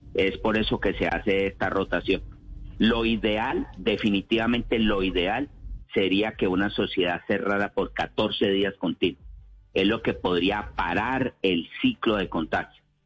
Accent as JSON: {"language": "Spanish", "country": "Colombia", "said": "como colombiano"}